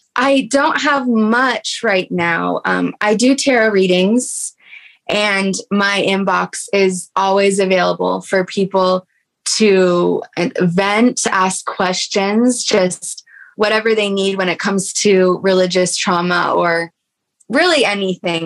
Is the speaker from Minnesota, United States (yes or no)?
no; Texas, United States; we grew up like maybe um, an hour or two away from each other uh, growing up in Texas.